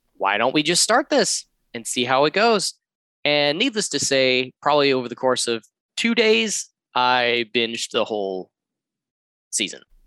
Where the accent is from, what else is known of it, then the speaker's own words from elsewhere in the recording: Georgia, United States; moved away as an adult; also born or lived in San Fernando Valley, California; now in Los Angeles, United States; I am from the East Coast, the lovely southern state of Georgia